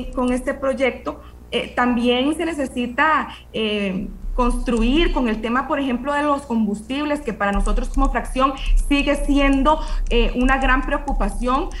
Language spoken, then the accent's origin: Spanish; Costa Rica; nosotros como costarricenses